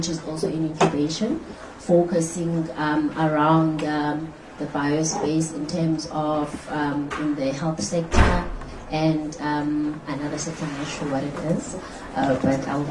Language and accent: English; Western Cape, South Africa; I'm from the Western Cape.